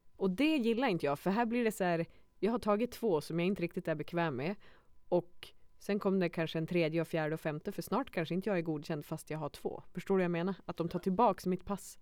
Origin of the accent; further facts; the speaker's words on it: Skellefteå, Västerbotten County, Sweden; jag var från Skellefteå